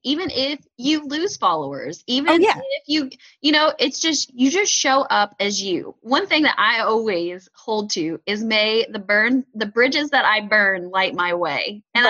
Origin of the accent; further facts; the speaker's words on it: Indiana, United States; So I am from Southern Indiana. It's a very white area, very, very few minorities.